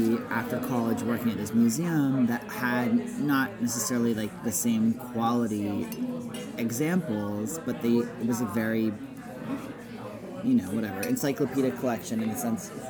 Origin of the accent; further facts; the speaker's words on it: Puget Sound, Washington, United States; also born or lived in Utah; I'm from like Puget Sound.